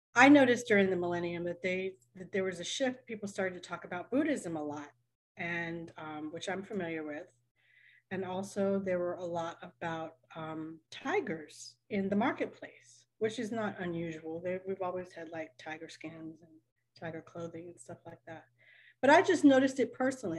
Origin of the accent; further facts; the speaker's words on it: Richmond, Virginia, United States; I'm from Richmond, Virginia.